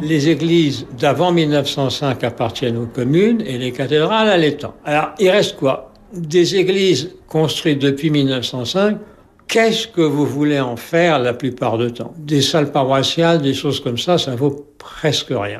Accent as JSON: {"language": "French", "country": "France", "said": "chez nous en France"}